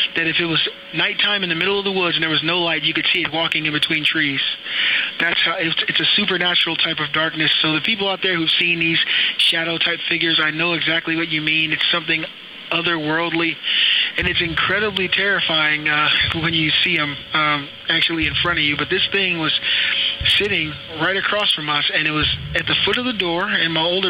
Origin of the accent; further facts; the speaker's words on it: Akron, Ohio, United States; I grew up in Akron, Ohio